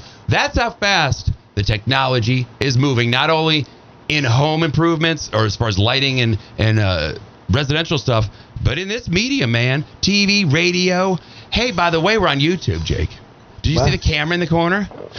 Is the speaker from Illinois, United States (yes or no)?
yes; Oak Park, Illinois, United States; I was born in Oak Park, Illinois, 2 blocks from the home of Frank Lloyd Wright.